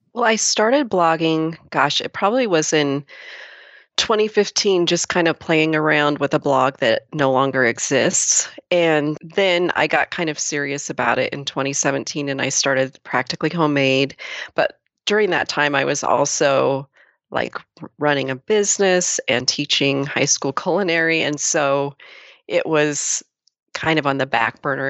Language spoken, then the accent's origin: English; Lakeview, Oregon, United States; the same little hometown that I do.